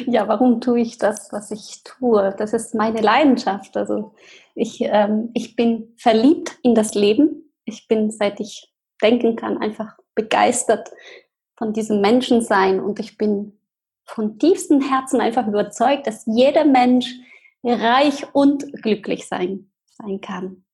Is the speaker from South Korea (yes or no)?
no; Argentina; German is a second language; moved away; Ich bin ähm, in Argentinien geboren, in eine ganz ähm, wunderschönen Familie